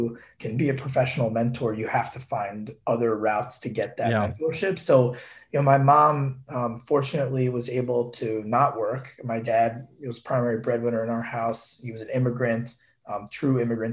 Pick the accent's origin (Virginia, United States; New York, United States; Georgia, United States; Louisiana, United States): New York, United States; Long Island; my house where I grew up in Long Island